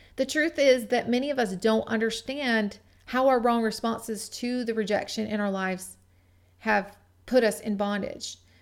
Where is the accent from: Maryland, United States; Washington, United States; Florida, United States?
Washington, United States; Gig Harbor; my hometown of Gig Harbor, Washington